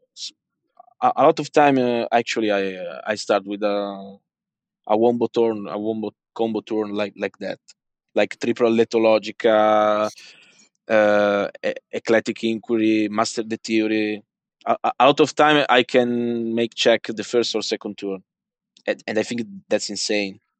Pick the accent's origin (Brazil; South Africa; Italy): Italy; English is a second language; I'm from Italy